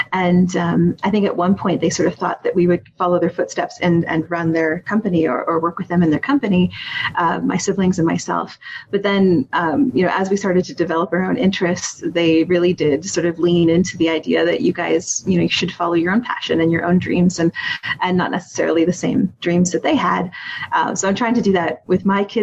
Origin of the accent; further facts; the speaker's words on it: Wiarton, Ontario, Canada; I grew up in Wyarton, Ontario, which I think most people know because we're the groundhog capital of Canada.